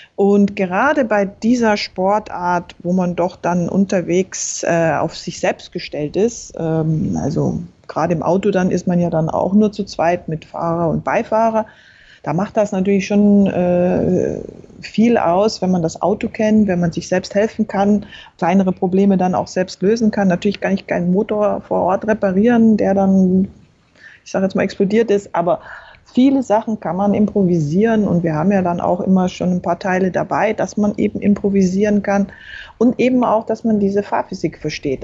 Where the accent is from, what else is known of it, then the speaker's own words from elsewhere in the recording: Berchtesgaden, Bavaria, Germany; Ich bin in Berchtesgaden aufgewachsen, also im Süden.